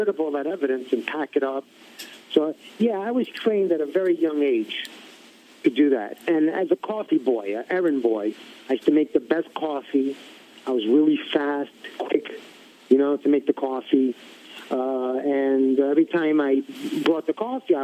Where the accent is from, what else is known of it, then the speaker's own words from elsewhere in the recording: New York City, New York, United States; growing up in Bensonhurst